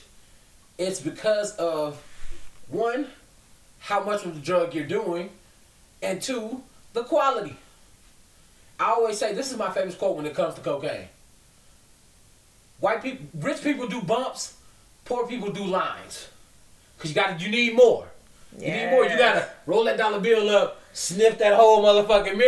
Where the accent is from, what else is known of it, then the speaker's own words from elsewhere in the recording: Boston, Massachusetts, United States; I'm from Boston.